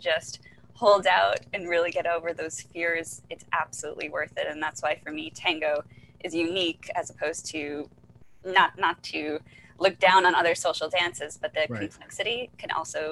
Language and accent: English; Philippines; as a Filipino